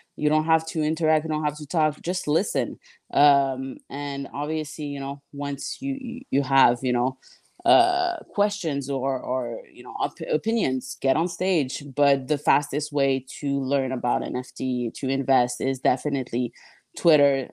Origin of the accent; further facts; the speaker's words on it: Montreal, Quebec, Canada; also born or lived in Miami / Texas; Montreal, my hometown